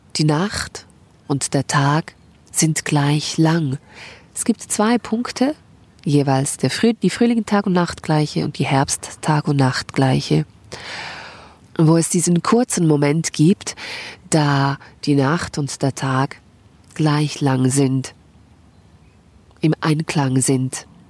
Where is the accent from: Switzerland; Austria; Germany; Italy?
Switzerland; bei uns in der Schweiz Gelder gesprochen für die Selbstständigen